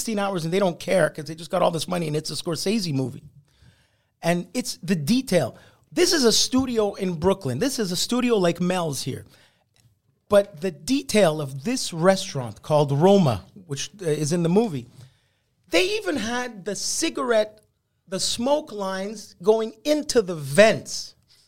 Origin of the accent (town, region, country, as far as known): Montreal, Quebec, Canada; first language Italian; English is a second language